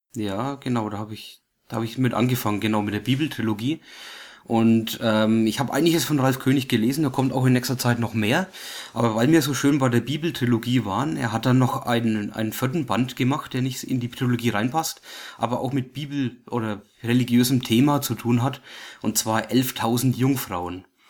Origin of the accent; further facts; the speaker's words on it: Germany; Wir als Deutsche